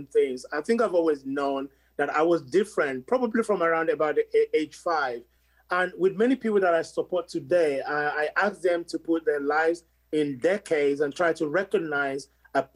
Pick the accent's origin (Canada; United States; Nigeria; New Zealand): Nigeria; also born or lived in London, United Kingdom; now in United Kingdom; I was born in London in 1965 and I was raised in Nigeria.